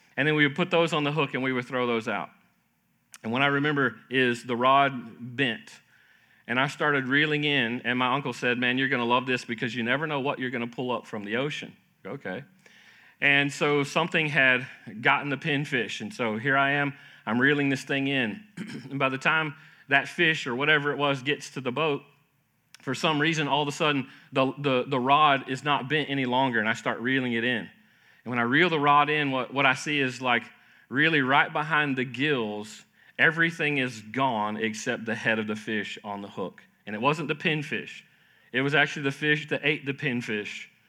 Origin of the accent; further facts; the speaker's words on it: Florida, United States; I grew up in Florida, uh, wonderful time growing up there